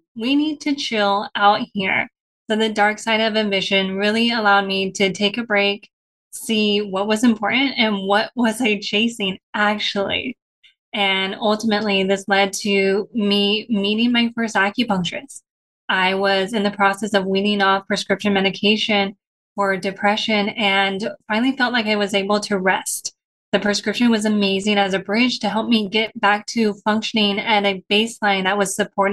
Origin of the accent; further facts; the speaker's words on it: San Diego, California, United States; I was born and raised in San Diego.